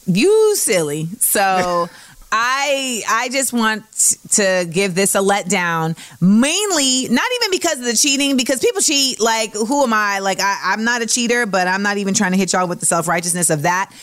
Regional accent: California, United States; my home state of Cali.

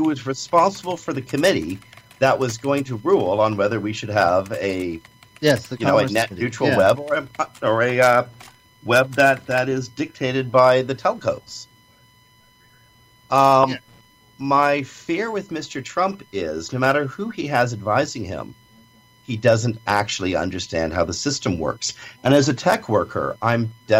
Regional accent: Canada; I'm a Canadian

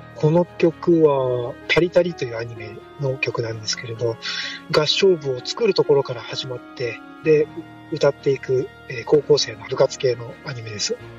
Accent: Fukuoka, Japan; 地元の福岡教育大学

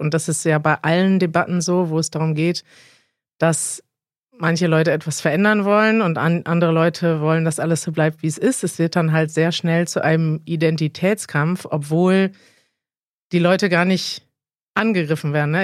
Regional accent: Germany; als Deutsche

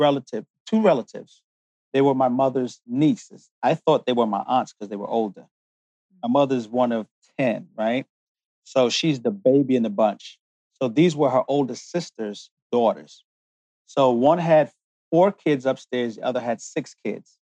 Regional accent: United States; also born or lived in London, United Kingdom; made in heaven, born in England, and developed in the United States

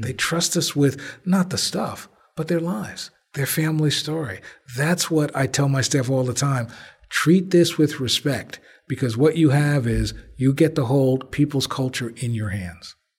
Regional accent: Belleville, New Jersey, United States; born or raised there; also born or lived in Newark, New Jersey

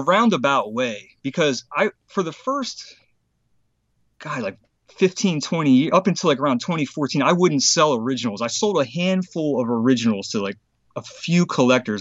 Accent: Harrisburg, Pennsylvania, United States; Harrisburg, Pennsylvania

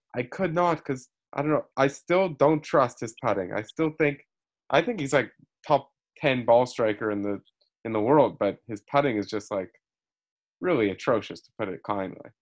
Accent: Canada; I'm the Canadian

